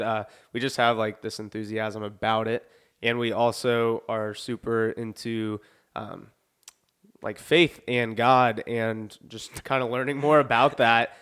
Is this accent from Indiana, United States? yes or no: yes; Lafayette, Indiana, United States; I was born in Lafayette